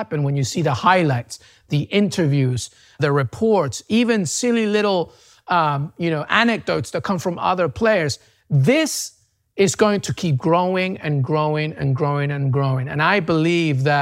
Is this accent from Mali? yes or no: no; England, United Kingdom; also born or lived in Peru; now in United States; I'm Peruvian, but I grew up in England and now I'm in the US